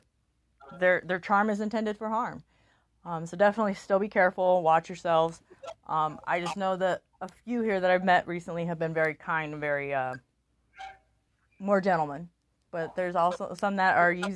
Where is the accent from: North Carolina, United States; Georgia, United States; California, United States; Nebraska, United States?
Nebraska, United States; Omaha; moved away; I'm actually from Omaha, Nebraska